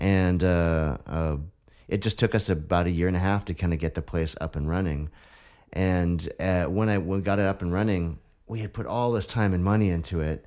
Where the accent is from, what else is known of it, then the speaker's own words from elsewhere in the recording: Vashon, Washington, United States; also born or lived in Seattle / Olympia; I was born and raised in this area. You know, I was born in Seattle. Uh, grew up on Vashon Island